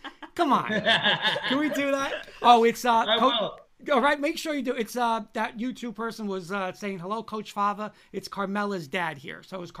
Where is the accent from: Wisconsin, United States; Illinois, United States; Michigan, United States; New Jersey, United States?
New Jersey, United States; Garfield; I grew up in Garfield